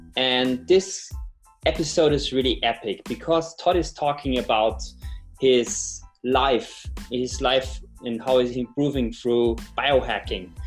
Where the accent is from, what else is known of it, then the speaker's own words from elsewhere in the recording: Austria; I'm from Austria